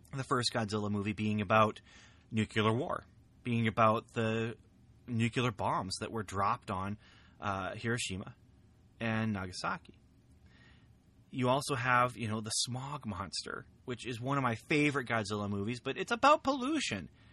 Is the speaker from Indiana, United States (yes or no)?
yes; near Lafayette, Indiana, United States; Very close to my hometown here